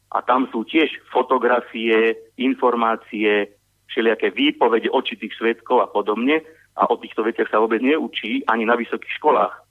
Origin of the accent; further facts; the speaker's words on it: southern Slovakia, Slovakia; nejaký občan ako ja, ktorý sa narodil na južnom Slovensku a žije na južnom Slovensku, ktorý vie po maďarsky, po rómsky, po anglicky, po rusky a tak ďalej